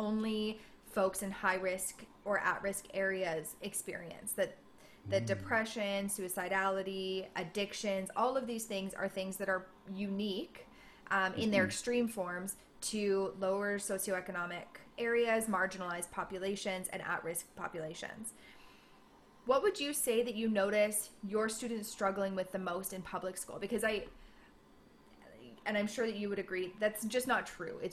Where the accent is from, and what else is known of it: Canada